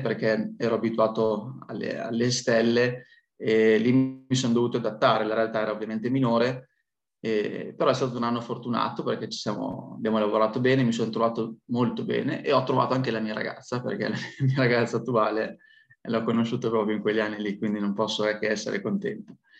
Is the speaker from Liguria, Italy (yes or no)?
no; Piacenza, Emilia-Romagna, Italy; also born or lived in Milan; io sono piacentino, quindi sono di Piacenza